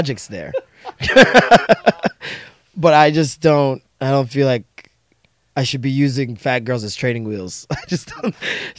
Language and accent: English; Jamaica; I'm Jamaican, man.